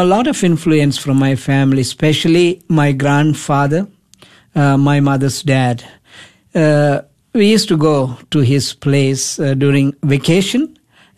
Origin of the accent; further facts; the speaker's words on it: India; now in United States; I was born in India